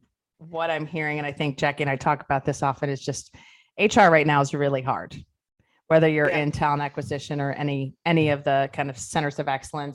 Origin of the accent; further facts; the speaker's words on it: Ohio, United States; I was going to say, I'm from Ohio, but we spent our summers in Pennsylvania.